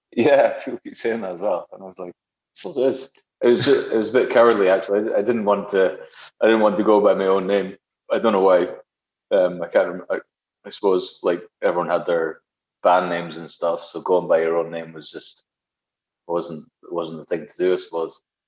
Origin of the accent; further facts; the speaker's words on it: near Dundee, Scotland, United Kingdom; moved away as an adult; also born or lived in Spain; now in Cork, Ireland; I was learning electric guitar every Tuesday afternoon after school. I'd get on the bus and go to Dundee and get guitar lessons